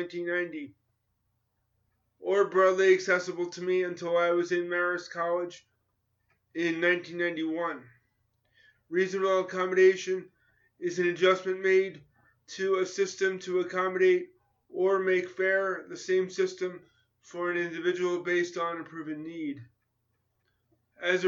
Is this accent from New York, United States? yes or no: yes; New York, United States; I grew up in New York in competitive schools